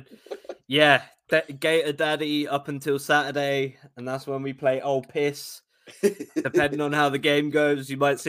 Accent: London, United Kingdom; I'm from South London, the beautiful place we call Brixton.

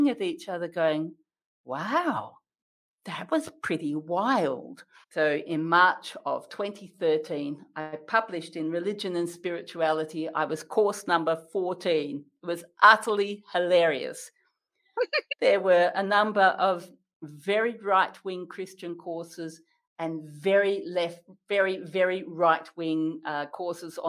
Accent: Western Australia, Australia; as an Australian

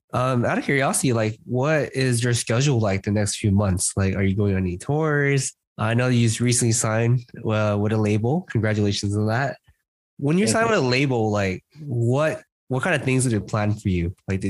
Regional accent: United States; as an Asian American

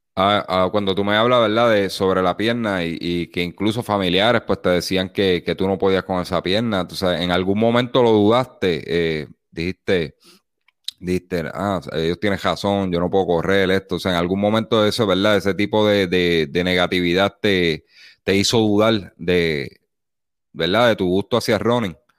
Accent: Las Piedras, Puerto Rico; yo me crié en el barrio Teja de las Piedras

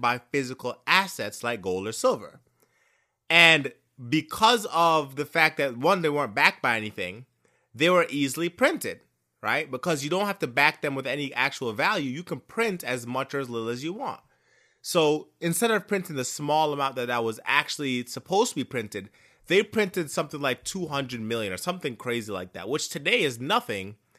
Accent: Jamaica; I am Jamaican

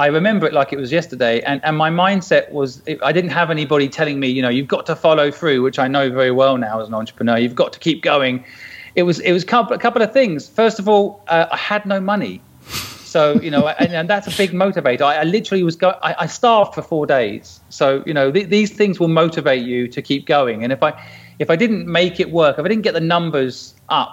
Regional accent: St Neots, East of England, United Kingdom; I grew up in St. Neots in Cambridge

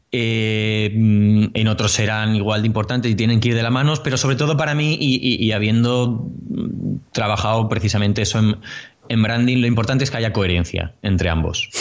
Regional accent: Bilbao, Basque Country, Spain; also born or lived in Madrid; now in Córdoba, Spain; yo soy de Bilbao, para el que no lo sepa, nacido en Bilbao. Pronto me fui a Madrid

